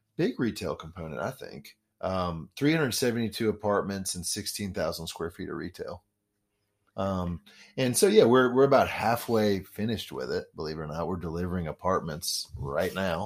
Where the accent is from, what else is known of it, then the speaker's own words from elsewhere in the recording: Memphis, Tennessee, United States; also born or lived in Washington, D.C.; I am originally from Memphis. I was actually born on York Avenue